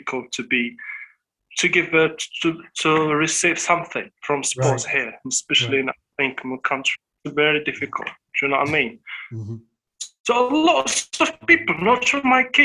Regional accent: southern Morocco, Morocco; English is a second language; I'm from south of Morocco. Yeah, I'm living in desert. I'm a desert boy.

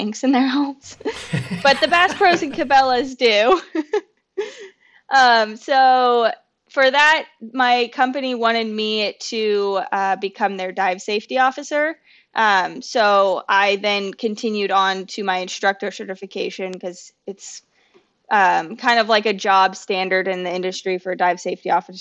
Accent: Indiana, United States; moved away as an adult; also born or lived in Iowa / Minnesota; now in Florida, United States; I was born in Indiana, but then I went to college in Iowa, and then I moved to Minnesota after that.

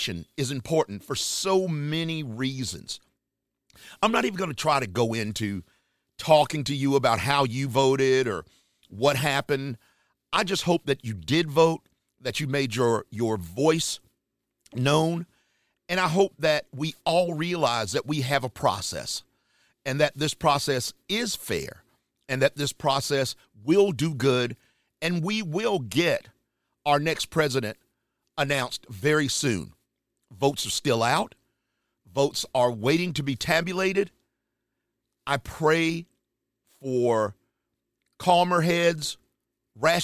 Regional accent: Charlotte, North Carolina, United States; my hometown area, Charlotte, North Carolina.

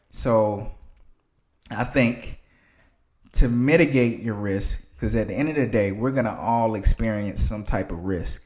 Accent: Athens, Georgia, United States; moved away as an adult; also born or lived in Atlanta, Georgia; I'm from Athens, Georgia, small town. It's not really a lot to do there. Not really a lot of room for growth for young people, in my opinion

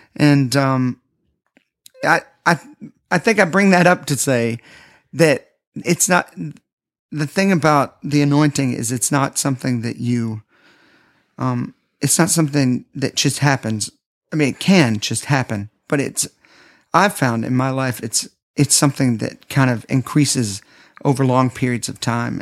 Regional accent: Nashville, Tennessee, United States; Growing up in Nashville, I grew up around people that were always promoting themselves.

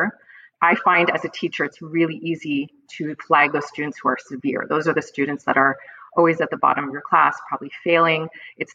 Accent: Montreal, Quebec, Canada; I'm actually from Montreal, Quebec, Canada.

